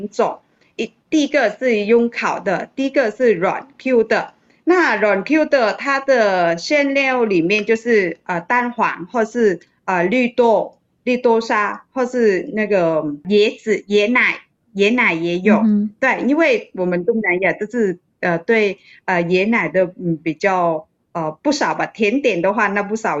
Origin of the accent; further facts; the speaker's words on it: Vietnam; moved away as an adult; now in Taiwan; 小的时候在越南过中秋节的当天，